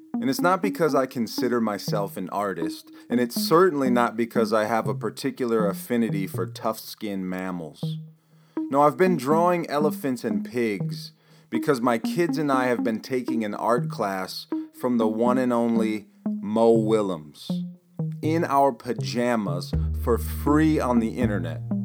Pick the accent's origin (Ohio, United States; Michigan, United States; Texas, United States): Michigan, United States; my home state here in Michigan